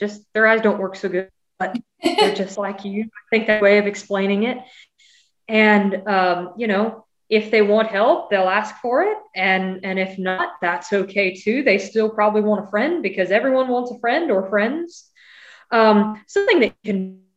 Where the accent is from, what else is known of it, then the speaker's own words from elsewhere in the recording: California, United States; also born or lived in Missouri; in California